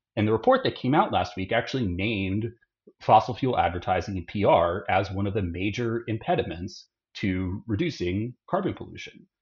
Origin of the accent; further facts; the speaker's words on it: Austin, Texas, United States; grew up in Austin